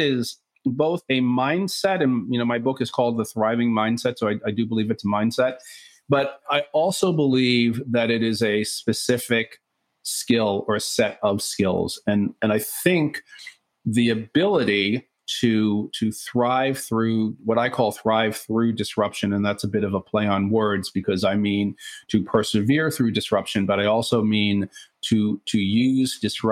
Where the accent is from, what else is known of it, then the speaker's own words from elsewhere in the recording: New York City, New York, United States; I am actually a native New Yorker. I grew up in Brooklyn of the 1970s, Brooklyn, New York.